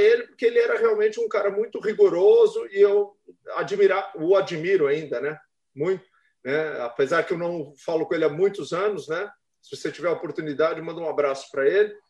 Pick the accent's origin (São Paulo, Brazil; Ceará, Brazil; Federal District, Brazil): São Paulo, Brazil; now in Florianópolis, Brazil; eu sou de São Paulo também, é, apesar que eu já vivo aqui há muitos milênios, então já sou uhum. catarinense